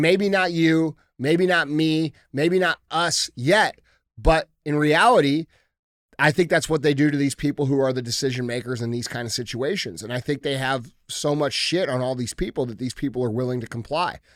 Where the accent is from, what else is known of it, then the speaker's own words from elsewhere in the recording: United States; I'm an American regular dude trying to care about what's going on in this country